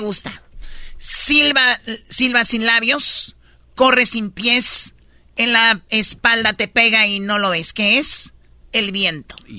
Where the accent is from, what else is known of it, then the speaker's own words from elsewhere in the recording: Tepatitlán, Jalisco, Mexico; soy de Tepatitlán